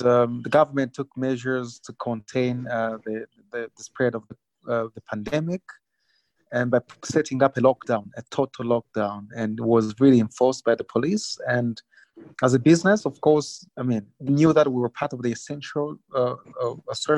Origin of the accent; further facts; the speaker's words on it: Rwanda; I'm from Rwanda.